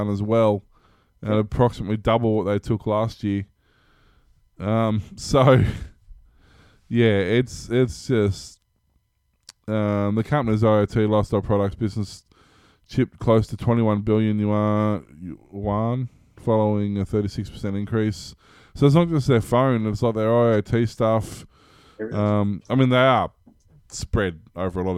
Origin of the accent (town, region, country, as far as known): Australia